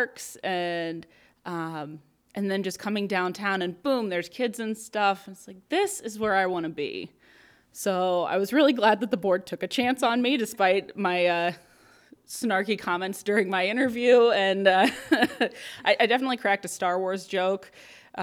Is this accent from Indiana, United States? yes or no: yes; Northeast Indiana, United States; moved away as an adult; now in Albion, United States; I am originally from Northeast Indiana